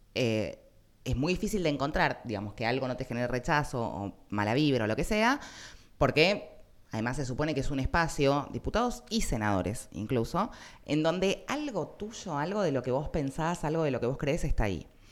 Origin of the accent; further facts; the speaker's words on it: Argentina; somos argentinos